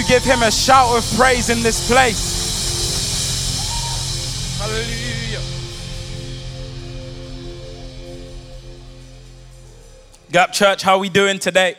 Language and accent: English; London, United Kingdom; I'm not actually from here. I come from London, England.